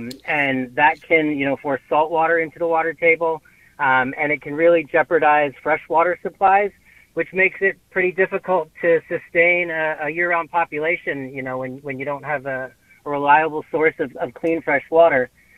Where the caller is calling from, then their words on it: Mashpee, Massachusetts, United States; I'm calling from Mashpee. We're here on Cape Cod, and one of the things that's a big worry here is rising sea levels.